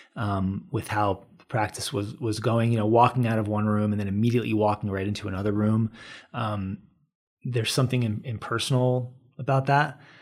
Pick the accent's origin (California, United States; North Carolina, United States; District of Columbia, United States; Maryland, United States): District of Columbia, United States; Washington; moved away as an adult; now in Boulder, United States; I moved from the Washington, D C area where I grew up and came to college here